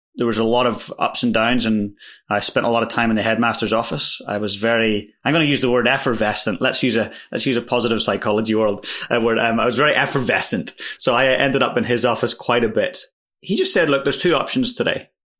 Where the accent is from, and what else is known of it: Northern Ireland, United Kingdom; born or raised there; now in New Zealand